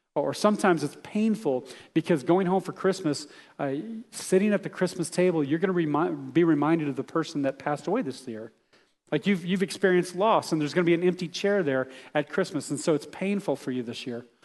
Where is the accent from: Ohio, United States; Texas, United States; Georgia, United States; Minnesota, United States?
Texas, United States; I grew up in Texas